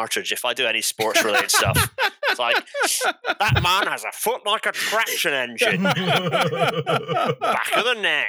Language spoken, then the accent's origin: English; Scotland, United Kingdom; I'm Scottish, so cricket's less of a thing in Scotland than it is in England.